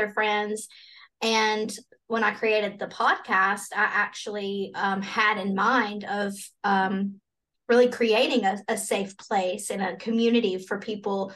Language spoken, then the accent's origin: English; Alabama, United States; I'm from Alabama. And so this is a very Bible Belt